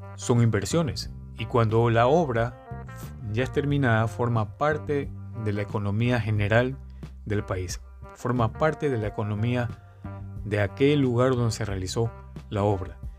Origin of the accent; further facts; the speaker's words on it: Guayaquil, Guayas, Ecuador; soy de Ecuador, de la ciudad de Guayaquil